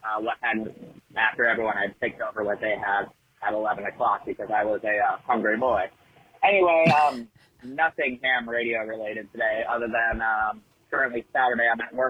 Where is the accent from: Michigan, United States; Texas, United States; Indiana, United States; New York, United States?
Michigan, United States; my home state of Michigan